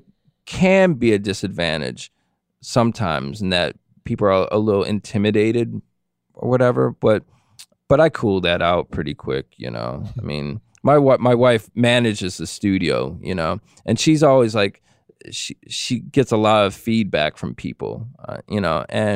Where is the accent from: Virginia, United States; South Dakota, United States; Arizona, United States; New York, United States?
New York, United States; Buffalo; moved away as an adult; also born or lived in Woodstock; now in Massachusetts, United States; I'm from Buffalo, New York originally. And then when I graduated high school, I moved to New York City.